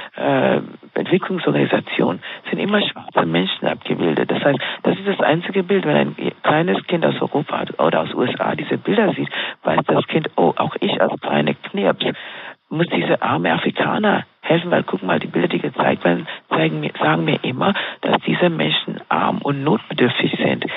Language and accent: German; Kenya; ich bin Kenianerin in Kenia aufgewachsen, mhm. dort, dort groß geworden.